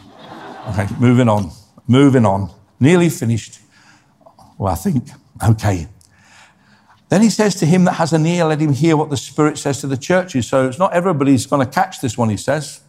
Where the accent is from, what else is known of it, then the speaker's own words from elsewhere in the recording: Scotland, United Kingdom; also born or lived in Ireland; I was born in Scotland